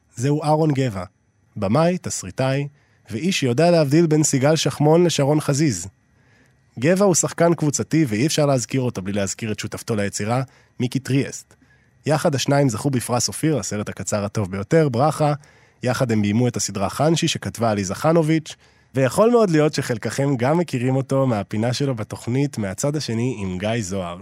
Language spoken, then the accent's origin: Hebrew; Israel; אני גם ישראלי